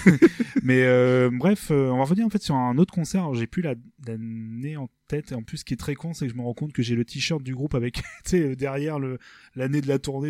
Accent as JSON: {"language": "French", "town": "Rouen", "region": "Normandy", "country": "France", "said": "nous on est en Normandie on est de est on est de Rouen"}